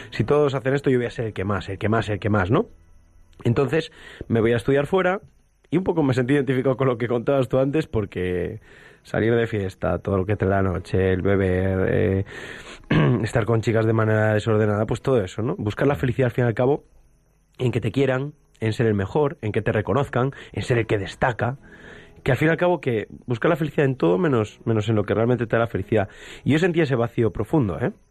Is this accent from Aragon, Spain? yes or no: no; A Coruña, Galicia, Spain; yo nazco en La Coruña en el siglo XX, 1994, eh, en una familia cristiana, ¿no? crezco ahí en esa familia cristiana